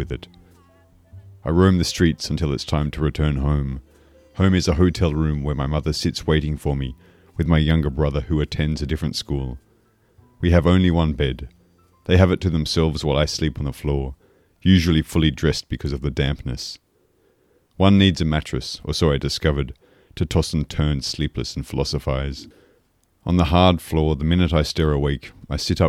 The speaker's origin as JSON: {"language": "English", "country": "Australia", "also_born_or_lived": "Paris, France", "moved": "as an adult", "lives_now": "Poitiers, France", "said": "I'm from Australia, but I've been living in France for more than 10 years now, first in Paris and now in Poitiers"}